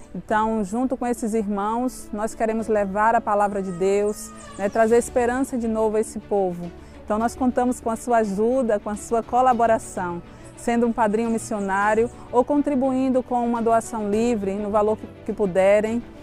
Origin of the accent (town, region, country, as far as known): Portugal; moved away as an adult; now in Rio de Janeiro, Brazil